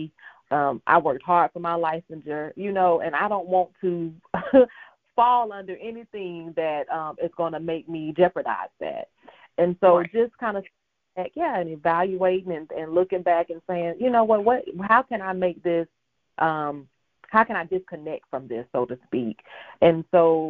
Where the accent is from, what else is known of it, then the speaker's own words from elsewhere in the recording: Augusta, Georgia, United States; I am from Augusta, Georgia, born and raised, a military brat, but I kind of got settled in Augusta, Georgia at 11, so I can say that I am from Augusta, Georgia